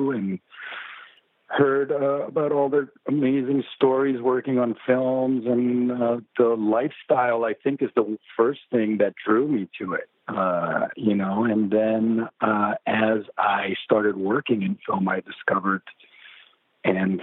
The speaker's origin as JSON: {"language": "English", "country": "Mexico", "tie": "born or raised there", "also_born_or_lived": "Mexico City", "moved": "yes", "said": "I grew up in Mexico"}